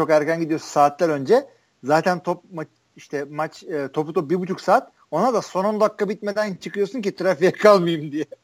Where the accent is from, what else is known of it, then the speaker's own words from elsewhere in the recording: Turkey; işte tailgate yapanlarla takılıyorum işte ben Türk'üm diyorum